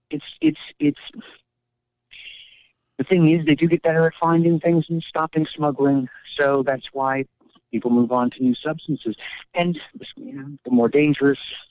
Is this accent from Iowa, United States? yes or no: yes; Iowa, United States; now in Portland, United States; I grew up in Iowa